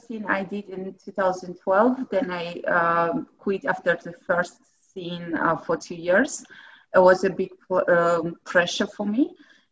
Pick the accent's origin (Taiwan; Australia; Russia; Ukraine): Russia; Dagestan; English is a second language; moved away as an adult; also born or lived in St. Petersburg, Russia; now in Budapest, Hungary; I came from originally from there, from that part. And I'm Avaric.